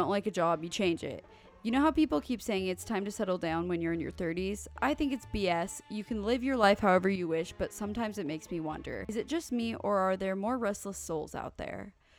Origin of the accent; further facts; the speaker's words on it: Italy; I'm from Italy, but I consider myself a citizen of the world since I love exploring new countries. I speak 8 languages and I've lived in 7 different countries in the past 16 years.